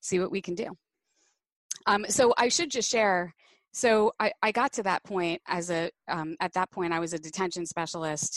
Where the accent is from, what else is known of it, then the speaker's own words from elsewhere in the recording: New Jersey, United States; also born or lived in New York City; So I was born in New York City and moved to New Jersey when with my family when I was four, and grew up pretty much a Jersey girl.